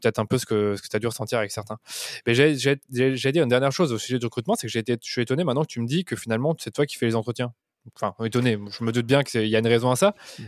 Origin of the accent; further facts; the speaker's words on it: Belgium; moi je suis belge